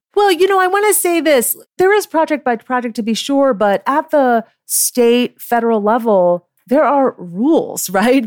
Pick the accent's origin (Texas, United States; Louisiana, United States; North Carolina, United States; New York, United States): New York, United States